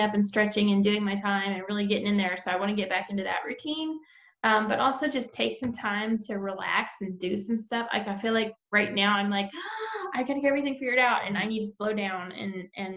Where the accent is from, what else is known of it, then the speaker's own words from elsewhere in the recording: Texas, United States; now in Georgia, United States; We're both also from Texas